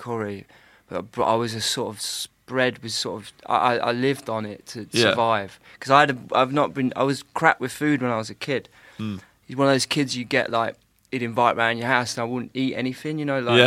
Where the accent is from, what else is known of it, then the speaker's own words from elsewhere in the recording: Leicester, East Midlands, United Kingdom; I still live in Leicester